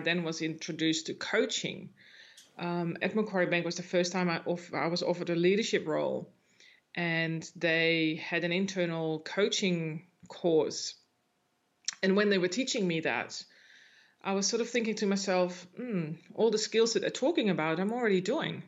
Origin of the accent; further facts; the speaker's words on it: Netherlands; moved away; I'm from the Netherlands